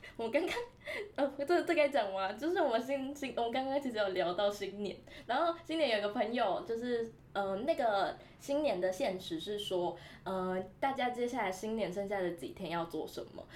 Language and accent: Chinese; Tainan, Taiwan; moved away; 因为我台南人，然后台南的公车是相对来讲比较方便的